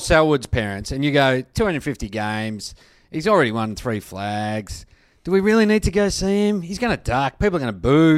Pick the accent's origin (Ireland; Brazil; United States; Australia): Australia; as an Australian